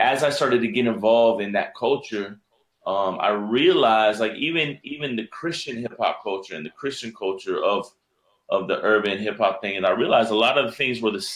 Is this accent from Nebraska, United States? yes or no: no; Miami, Florida, United States; I was born and raised in Miami, Florida.